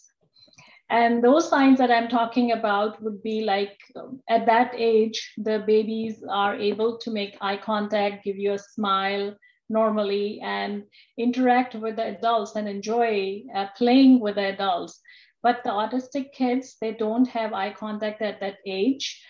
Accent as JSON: {"language": "English", "country": "Pakistan", "also_born_or_lived": "Rhode Island, United States", "moved": "as an adult", "lives_now": "Toledo, United States", "said": "I'm from Pakistan, and my original training was in Pakistan."}